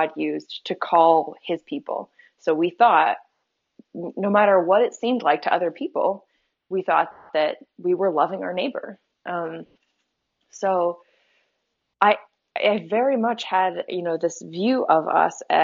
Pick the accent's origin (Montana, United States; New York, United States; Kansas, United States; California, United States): Kansas, United States; Topeka; I grew up in the Westboro Baptist Church, in Topeka, Kansas